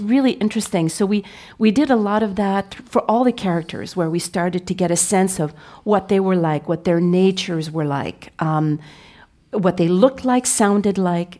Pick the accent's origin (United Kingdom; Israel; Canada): Canada; Montreal, Quebec; I was from Montreal, uh, raised, uh, by Franco-Ontarian parents, but I was raised in Quebec.